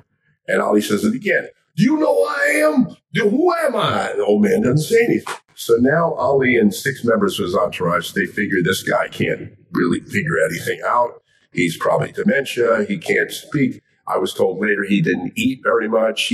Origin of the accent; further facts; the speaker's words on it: Miami, Florida, United States; moved away; I'm from Miami, Florida, originally